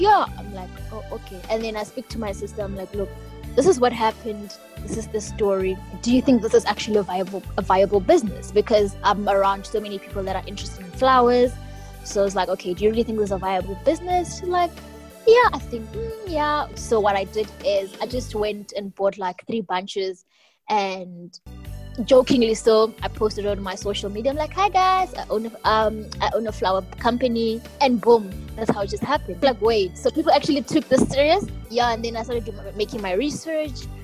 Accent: Mankweng, Limpopo, South Africa; I was born and bred in Limpopo.

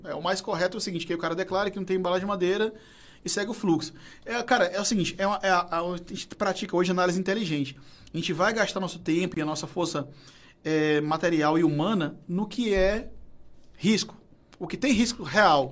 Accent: Fortaleza, Ceará, Brazil; eu sou da Messejana

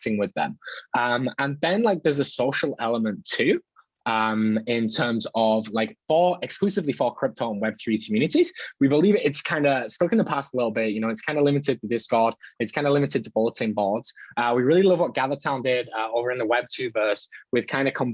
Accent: United Kingdom; moved away as an adult; I'm from the UK, but I kind of travel full time, like perpetual travel.

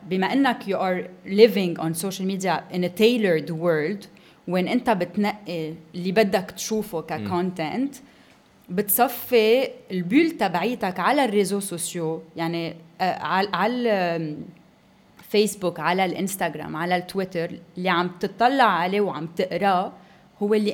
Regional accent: Lebanon; صلح الوضع بانه جمعنا حالنا نحن كلبنانيه آه، ورحنا على تمثال جبران خليل جبران ببوسطن

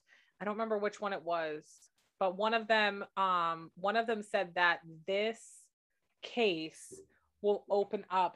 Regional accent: United States

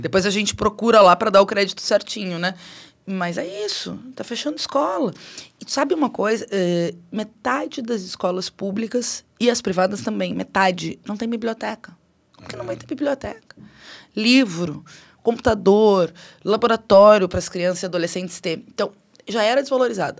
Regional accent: Alegrete, Rio Grande do Sul, Brazil; moved away as an adult; now in Porto Alegre, Brazil; Eu já estava em Porto Alegre, sou natural do Alegrete, mas vim para cá em 2001

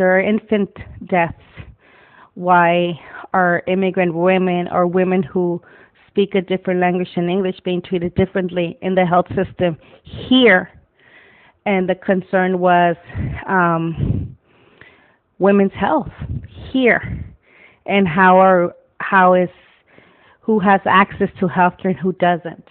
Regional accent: Wilmington, California, United States; I grew up in Wilmington, California, went to Banning High.

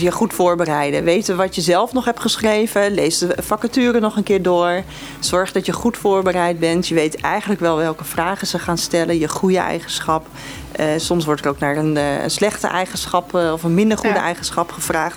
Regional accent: Eemnes, Utrecht, Netherlands; Ik kom uit Eemnes

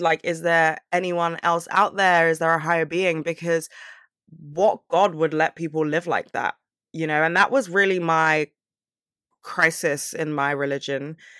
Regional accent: London, United Kingdom; I'm from London

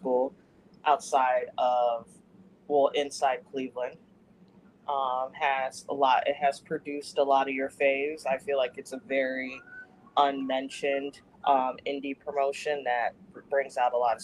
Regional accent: Trinidad & Tobago; moved away; my home country, in Trinidad

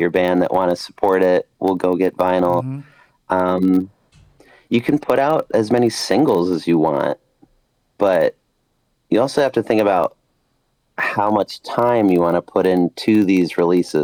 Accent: Rochester, New York, United States; now in Buffalo, United States; I'm from Rochester, New York. We sound like very, very sharp with what we say

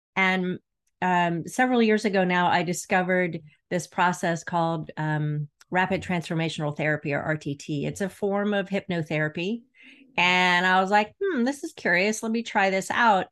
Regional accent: Florida, United States; I grew up in Florida

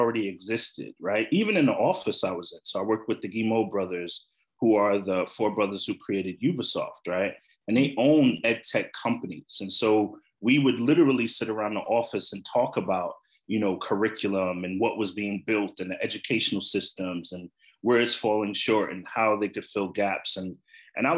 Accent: New York City, New York, United States; I'm from Bed-Stuy, grew up in Marcy Projects, know my neighborhood, know my community, live in my community.

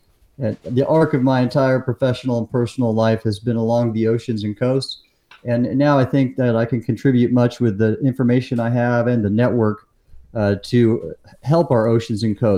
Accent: Southern California, United States; I grew up in Southern California

